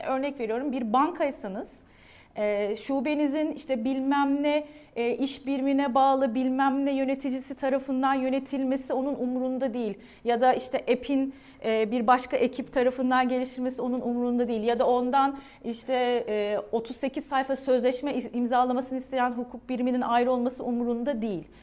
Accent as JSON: {"language": "Turkish", "region": "Adana", "country": "Turkey", "tie": "born or raised there", "said": "ben 1977 Adana doğumluyum."}